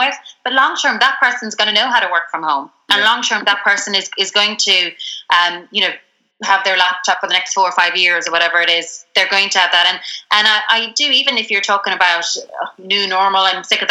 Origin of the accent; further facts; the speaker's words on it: Ireland; especially as Irish people